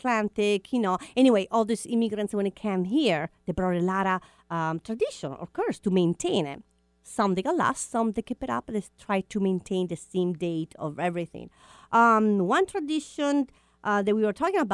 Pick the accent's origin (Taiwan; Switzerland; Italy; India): Italy; moved away